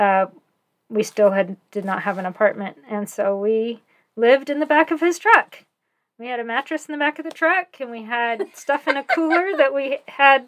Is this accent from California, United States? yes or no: yes; San Jose, California, United States; moved away as an adult; also born or lived in Ogden, Utah / The Dalles, Oregon / Phoenix, Arizona; now in Lehi, United States; I grew up in California